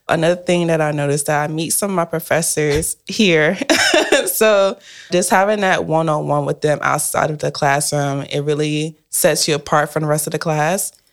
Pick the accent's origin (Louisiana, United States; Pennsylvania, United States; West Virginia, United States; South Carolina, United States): South Carolina, United States; Spartanburg; now in Maryland, United States; I'm from Spartanburg, South Carolina, and I live in Maryland currently.